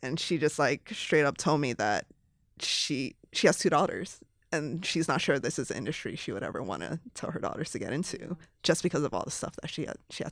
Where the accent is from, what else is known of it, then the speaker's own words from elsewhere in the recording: Hawaii, United States; moved away as an adult; also born or lived in Los Angeles / San Francisco; I was born and raised in Hawaii, which is a very diverse state